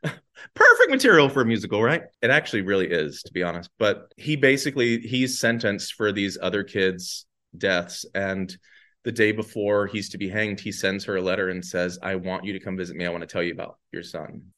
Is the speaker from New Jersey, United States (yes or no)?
no; Danville, Virginia, United States; moved away as an adult; also born or lived in New York City; now in Atlanta, United States; Averett University, which is in my hometown